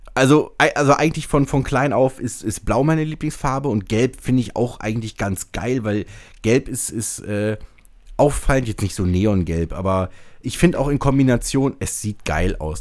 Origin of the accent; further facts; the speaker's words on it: Braunschweig, Lower Saxony, Germany; hier bei uns in Braunschweig